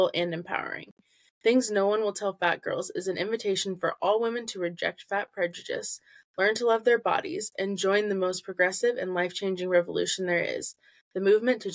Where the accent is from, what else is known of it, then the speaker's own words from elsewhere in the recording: Central Illinois, United States; I'm from Central Illinois